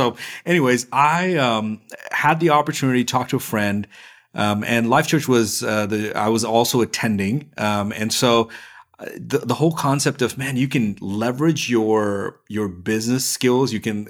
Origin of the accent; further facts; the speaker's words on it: India; also born or lived in Middle East; now in United States; So I'm originally from India. I spent most of my life in the Middle East.